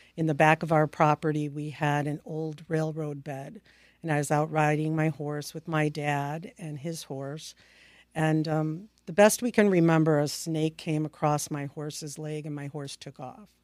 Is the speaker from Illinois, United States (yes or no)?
yes; Palos Park, Illinois, United States; also born or lived in Upstate New York; Illinois is my home state. I, um, grew up and graduated from high school in Palis Park, Illinois